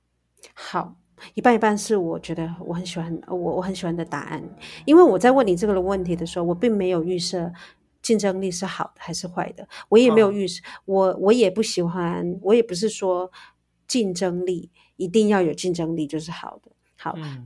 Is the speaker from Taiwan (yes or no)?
yes; Taiwan; 我们原住民